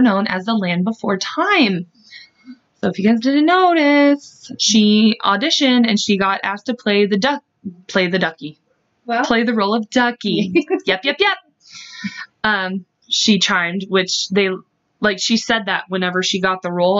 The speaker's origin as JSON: {"language": "English", "region": "Kansas", "country": "United States", "said": "we're from Kansas"}